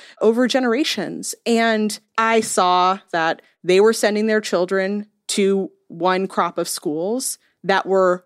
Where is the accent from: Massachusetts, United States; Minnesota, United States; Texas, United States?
Massachusetts, United States; Cambridge; moved away as an adult; also born or lived in New York; now in Nashville, United States; I grew up in Cambridge, Massachusetts, was born in the early 80s